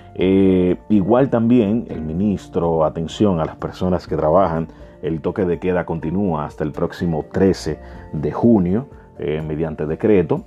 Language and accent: Spanish; Dominican Republic; nosotros como dominicanos